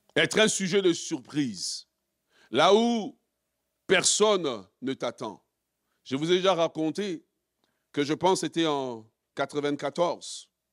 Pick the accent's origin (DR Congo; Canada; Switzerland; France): DR Congo; nous, en tant que Congolais